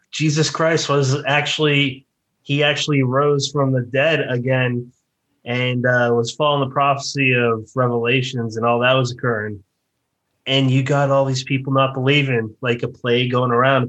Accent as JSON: {"language": "English", "region": "Massachusetts", "country": "United States", "tie": "born or raised there", "also_born_or_lived": "South Jersey", "moved": "yes", "lives_now": "New Jersey, United States", "said": "near my hometown in Massachusetts"}